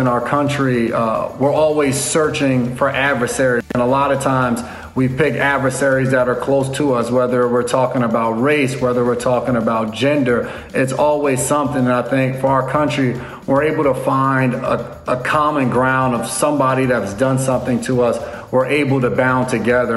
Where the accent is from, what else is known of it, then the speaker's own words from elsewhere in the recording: United States; moved away as an adult; also born or lived in Nashville, Tennessee; growing up in New York area, New York, New Jersey area